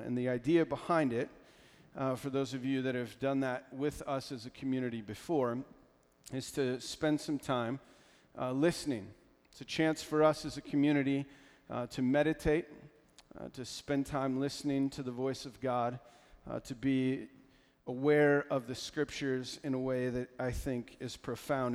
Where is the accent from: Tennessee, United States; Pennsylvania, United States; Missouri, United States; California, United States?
Pennsylvania, United States; I'm from Pennsylvania